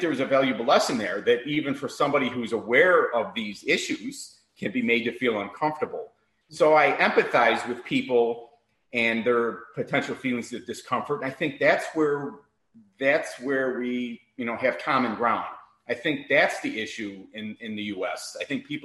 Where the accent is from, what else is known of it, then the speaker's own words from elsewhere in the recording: Chicago, Illinois, United States; also born or lived in Miami; now in Naples, United States; I'm born and raised in Chicago.